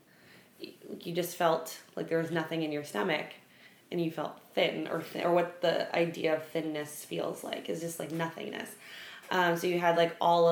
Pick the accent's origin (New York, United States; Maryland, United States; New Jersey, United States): New York, United States; New York City; my whole family's like big baseball people because we're from the Bronx